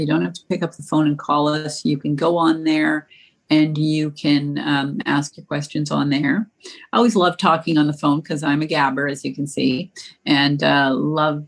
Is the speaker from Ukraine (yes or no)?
no; the West, Western Canada, Canada; moved away; I grew up in the West, and my French teacher was sadly lacking